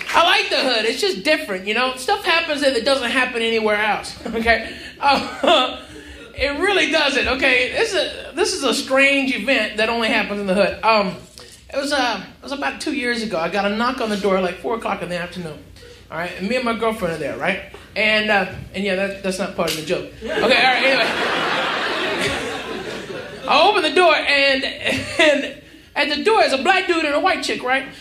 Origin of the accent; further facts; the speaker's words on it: Houston, Texas, United States; now in Los Angeles, United States; I'm from Houston, Texas.